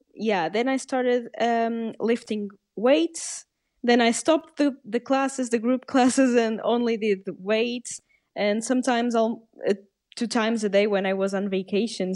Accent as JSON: {"language": "English", "country": "Portugal", "tie": "born or raised there", "second_language": "English", "said": "I'm Portuguese, I'm half Portuguese and half Canadian, uh, but I was born in Portugal and I live in Portugal"}